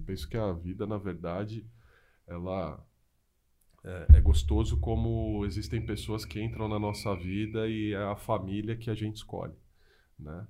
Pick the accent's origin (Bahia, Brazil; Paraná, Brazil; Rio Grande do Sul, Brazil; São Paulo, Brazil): São Paulo, Brazil; moved away as an adult; now in Mogi das Cruzes, Brazil; eu sou de São Paulo, moro em Mogi das Cruzes aí há pouco menos de 10 anos